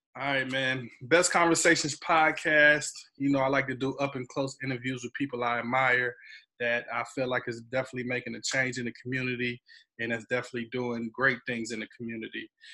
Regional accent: Wagram, North Carolina, United States; I'm from Wagram

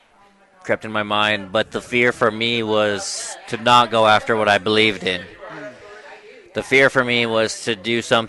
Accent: Browning, Montana, United States; I'm from Browning, Montana, born and raised on the Blackfeet Reservation.

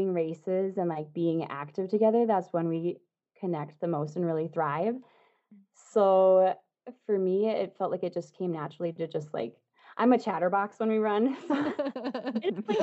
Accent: New Hampshire, United States; moved away; I'm from New Hampshire originally.

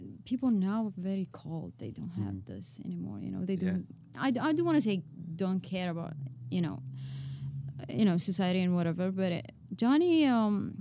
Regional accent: Saudi Arabia; English is a second language; moved away as an adult; now in United States; I'm from Saudi Arabia

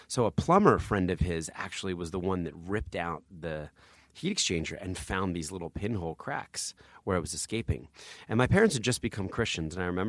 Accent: New Jersey, United States; also born or lived in Philadelphia; I always say I was born in Philadelphia, but now I've just fully embraced New Jersey.

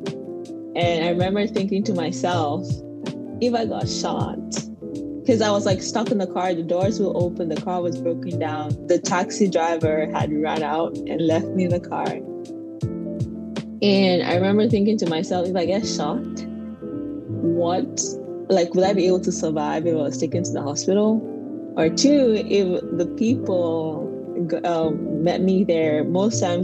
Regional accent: Anglophone region, Cameroon; moved away as an adult; now in United States; I grew up in Cameroon. I'm an Anglophone Cameroonian

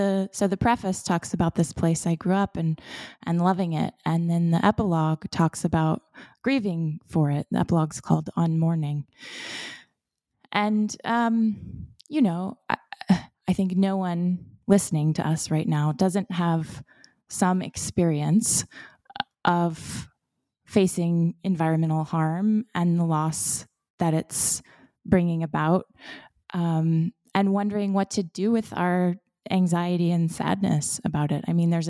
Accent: Florida, United States; So I was born and raised in Florida in a coastal community. And so I grew up in cypress swamps and seagrass estuaries and in sandy pine forests.

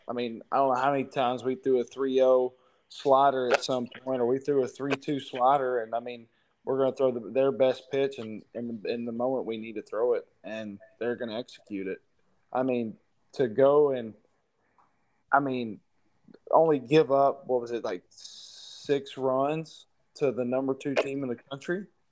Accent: Texas, United States; growing up in Texas, I mean, I'm a huge Rangers fan

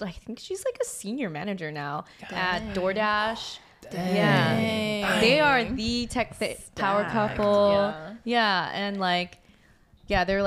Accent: Palo Alto, California, United States; I grew up in Palo Alto. It's kind of like in the middle of the Silicon Valley

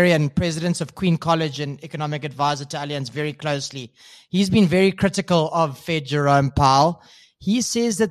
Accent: South Africa; as a South African, I fall into this trap

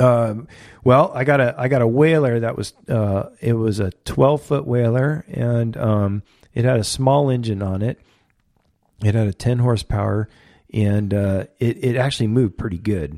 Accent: Port Hueneme, California, United States; I grew up in Ventura County, I grew up on, in a beach community called Port Wayneeme.

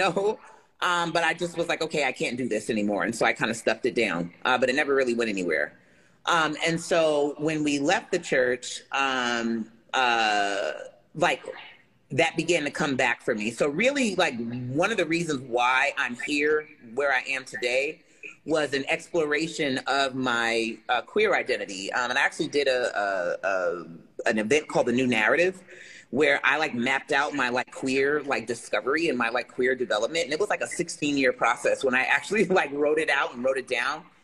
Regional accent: Jersey City, New Jersey, United States; I am originally from Jersey City, New Jersey, which is where I currently reside. I grew up, in a traditional kind of black family

